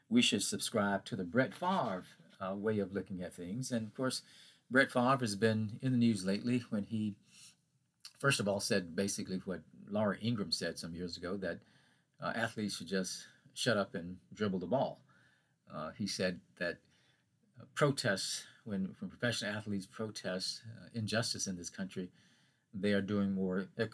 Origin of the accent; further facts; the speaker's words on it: Hattiesburg, Mississippi, United States; my hometown near Hattiesburg, Mississippi.